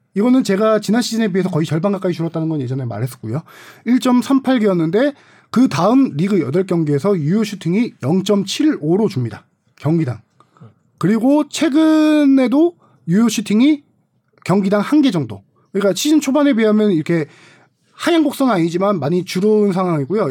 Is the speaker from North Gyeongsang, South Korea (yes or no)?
no; Suwon, Gyeonggi Province, South Korea; 제가 수원을 좋아했던 것 중에 하나도 당시 뭐 제가 고향이어서